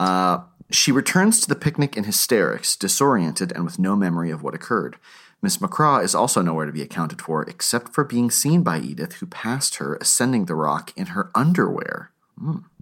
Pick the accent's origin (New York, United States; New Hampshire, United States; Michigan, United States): New Hampshire, United States; Lakes Region; I'm from the Lakes region in New Hampshire